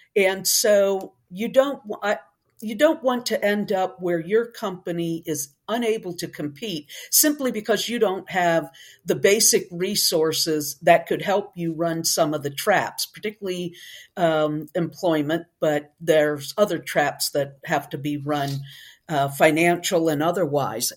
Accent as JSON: {"language": "English", "region": "Northeast", "country": "United States", "also_born_or_lived": "Tennessee / Texas", "moved": "yes", "said": "originally, I'm from the Northeast, but I migrated south away from the really cold, long winters."}